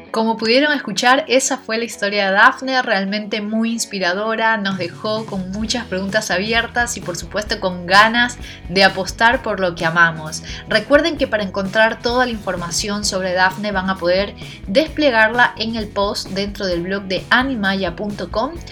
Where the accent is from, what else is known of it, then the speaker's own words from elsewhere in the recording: Ecuador; estuve así también 3, 4 años dictando clases de danza en mi país, en Ecuador